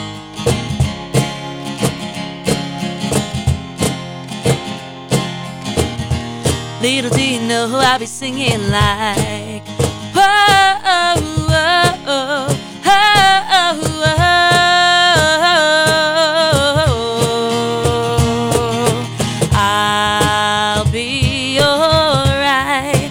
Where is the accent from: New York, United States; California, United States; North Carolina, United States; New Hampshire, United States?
New Hampshire, United States; Londonderry; born or raised there